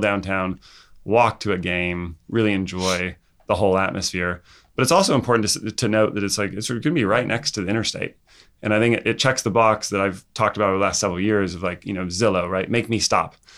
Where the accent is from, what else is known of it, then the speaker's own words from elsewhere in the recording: Santa Barbara County, California, United States; from Santa Barbara County